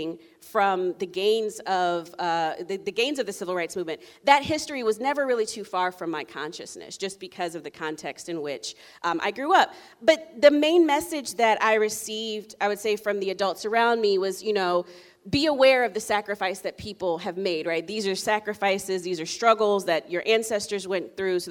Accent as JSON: {"language": "English", "town": "Columbia", "region": "Maryland", "country": "United States", "tie": "born or raised there", "also_born_or_lived": "Durham, North Carolina", "said": "I was born in Durham, North Carolina, but did all of my grade school in Columbia, Maryland"}